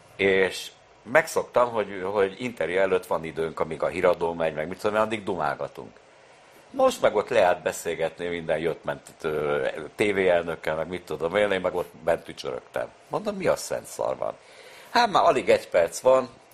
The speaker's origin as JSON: {"language": "Hungarian", "region": "Budapest", "country": "Hungary", "tie": "born or raised there", "said": "Én a Foti úton születtem, akkor még Újpest nem tartozott a bűnös városhoz. Tehát én ugye Újpesten születtem, nem Budapesten"}